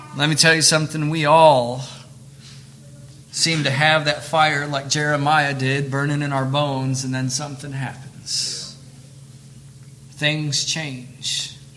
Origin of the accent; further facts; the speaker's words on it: Michigan, United States; moved away; also born or lived in Camden, Tennessee; They moved us up to Michigan.